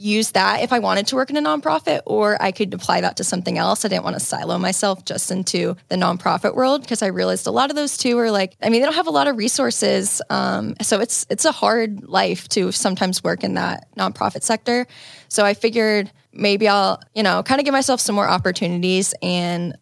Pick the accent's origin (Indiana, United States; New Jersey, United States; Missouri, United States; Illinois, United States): Indiana, United States; now in Chicago, United States; grew up in Indiana